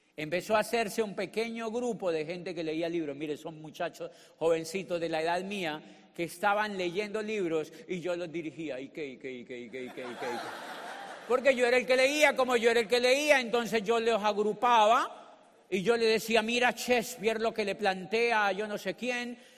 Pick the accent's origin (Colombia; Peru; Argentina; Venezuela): Colombia; born or raised there; moved away as an adult; also born or lived in Neiva, Colombia / Popayán, Colombia / Spain